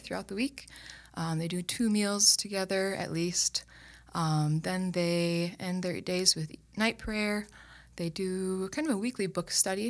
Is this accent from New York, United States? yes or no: no; Owatonna, Minnesota, United States; moved away as an adult; also born or lived in Steubenville, Ohio; now in Sioux Falls, United States; Owatonna, Minnesota.